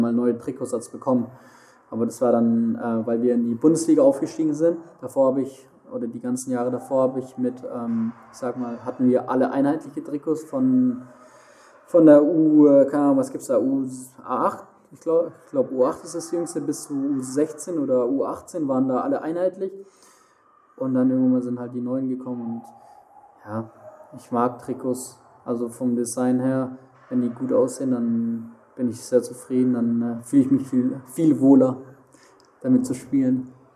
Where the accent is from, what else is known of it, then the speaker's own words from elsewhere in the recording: Heilbronn, Baden-Württemberg, Germany; also born or lived in Mannheim; now in Frankfurt, Germany; quasi fast neben Heilbronn, wo ich herkomme